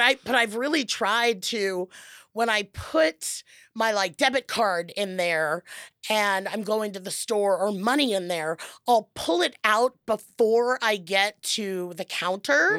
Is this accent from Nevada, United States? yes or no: no; Los Angeles, California, United States; I, I'm from Los Angeles